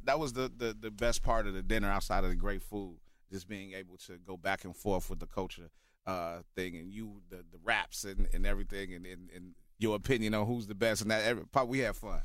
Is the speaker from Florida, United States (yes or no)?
no; Chicago, Illinois, United States; Born here, born and raised